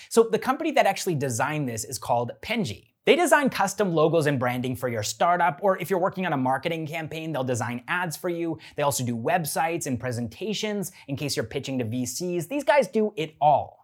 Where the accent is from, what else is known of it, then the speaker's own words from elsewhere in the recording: Canada; I'm a Canadian